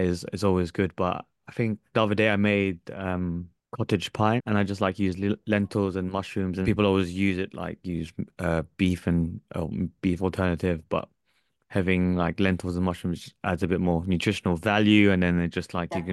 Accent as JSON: {"language": "English", "country": "Philippines", "said": "I'm Filipino. I'm, I'm from Southeast Southeast Asia"}